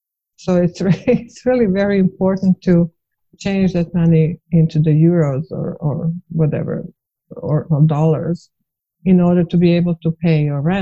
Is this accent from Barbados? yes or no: no; Bosnia & Herzegovina; English is a second language; moved away as an adult; also born or lived in Serbia; now in Ontario, Canada; Well, I was born in Bosnia. I spent almost most of my life there. And then just war started, and then we were all kind of left, and I ended up in Canada.